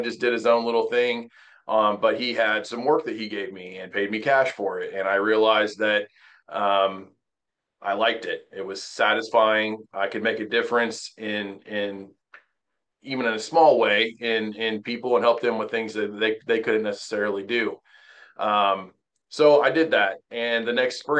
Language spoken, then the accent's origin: English; Terre Haute, Indiana, United States; moved away as an adult; also born or lived in Wabash, Indiana; now in Mooresville, United States; grew up in Terre Haute, Indiana, which is on the western edge of the state